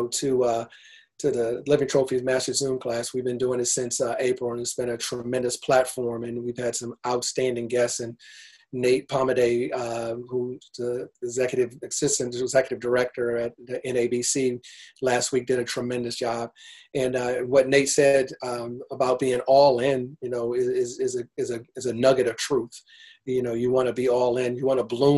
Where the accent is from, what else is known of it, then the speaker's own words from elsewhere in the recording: United States; moved away; I grew up in Washington, D.C. Area, the Northern Virginia area is called the DMV